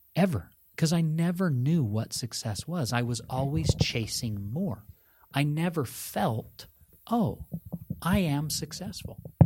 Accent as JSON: {"language": "English", "town": "Park City", "region": "Utah", "country": "United States", "tie": "born or raised there", "said": "where I was raised in Park City, Utah"}